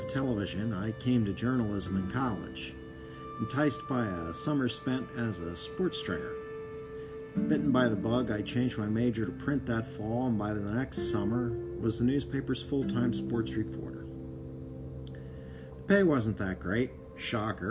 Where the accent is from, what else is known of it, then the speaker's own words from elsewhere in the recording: Philadelphia, Pennsylvania, United States; I was from the Philadelphia area